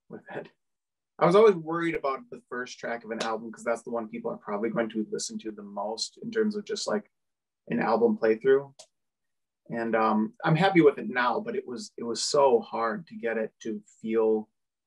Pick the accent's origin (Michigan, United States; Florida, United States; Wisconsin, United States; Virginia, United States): Wisconsin, United States; Oshkosh; moved away as an adult; now in Milwaukee, United States; I'm from Oshkosh